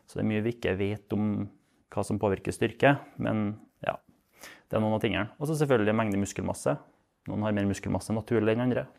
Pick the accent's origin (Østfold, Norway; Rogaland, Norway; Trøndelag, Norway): Trøndelag, Norway; jeg er fra Osning